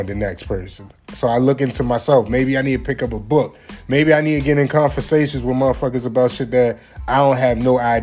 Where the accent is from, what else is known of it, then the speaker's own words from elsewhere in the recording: Maryland, United States; now in Jacksonville, United States; I can't leave my hometown out. Everybody in the 410-443